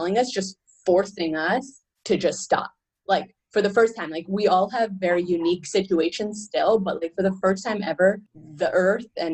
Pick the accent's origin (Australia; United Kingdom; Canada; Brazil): Canada; I come from Canada